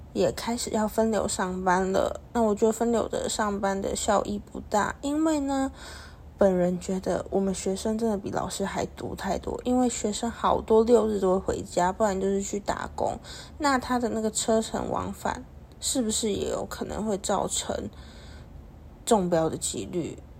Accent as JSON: {"language": "Chinese", "country": "Taiwan", "said": "我们台湾人"}